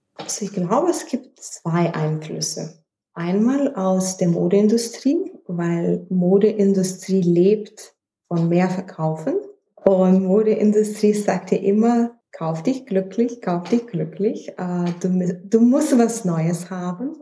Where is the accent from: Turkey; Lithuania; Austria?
Lithuania; Vilnius, Vilnius County; German is a second language; moved away as an adult; now in Düsseldorf, Germany; Also, ursprünglich komme ich aus Litauen. Ich bin in Hauptstadt Vilnius geboren und ich bin nach Düsseldorf geheiratet